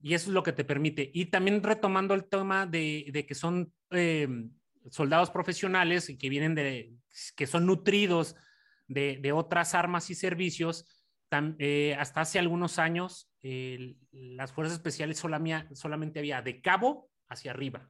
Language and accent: Spanish; Mexico; moved away; por mis, por mis conacionales